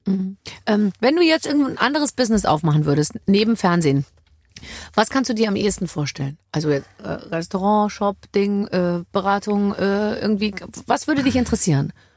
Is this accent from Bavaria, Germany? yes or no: yes; Munich, Bavaria, Germany; Ich komme aus München